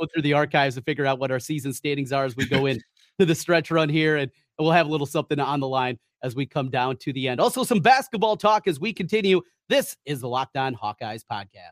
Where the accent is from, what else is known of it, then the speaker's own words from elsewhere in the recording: North Central Iowa, United States; I grew up in North Central Iowa, right on the Minnesota border